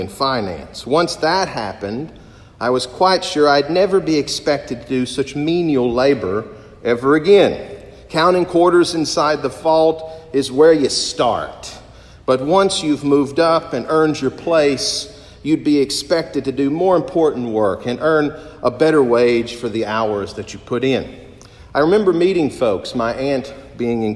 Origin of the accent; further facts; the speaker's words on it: Corbin, Kentucky, United States; a local bank in my hometown, the First National Bank of Corbin, Kentucky